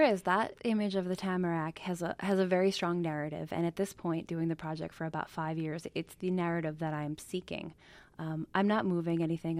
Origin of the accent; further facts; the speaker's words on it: Kiamesha Lake, New York, United States; moved away as an adult; also born or lived in Brooklyn, New York / California; we moved up to Kiamisha Lake, which is sort of the Borscht Belt proper, right next to Monticello, when I was six